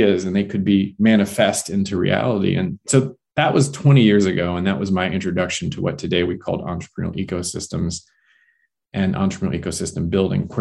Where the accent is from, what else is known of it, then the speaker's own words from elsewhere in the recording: Omaha, Nebraska, United States; I was born in Omaha, which is the largest city in Nebraska